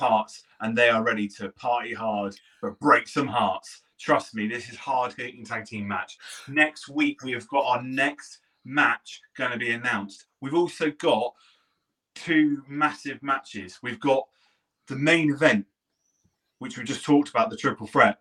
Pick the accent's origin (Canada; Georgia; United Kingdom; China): United Kingdom; Poole, South West England; moved away; I'm from Poole. I'm born and bred in Poole